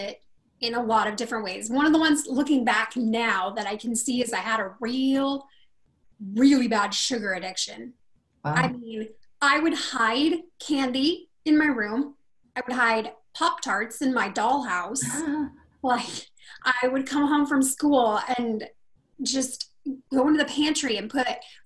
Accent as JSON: {"language": "English", "town": "Rocklin", "region": "California", "country": "United States", "tie": "born or raised there", "also_born_or_lived": "Sacramento, California", "said": "we lived in a little town called Rocklin, California"}